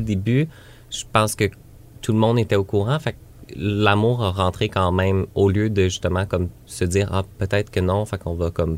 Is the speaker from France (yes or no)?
no; Granby, Quebec, Canada; moved away; j'ai grandi ici